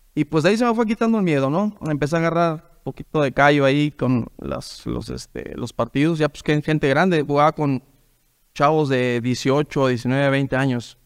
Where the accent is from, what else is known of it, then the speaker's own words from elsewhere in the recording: Huautla, Hidalgo, Mexico; soy de Huautla Hidalgo.